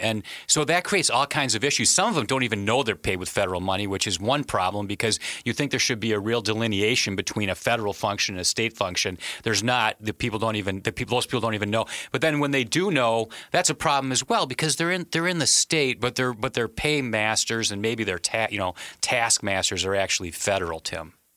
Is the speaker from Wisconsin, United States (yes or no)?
yes; Wisconsin, United States; I'm from, I'm from Wisconsin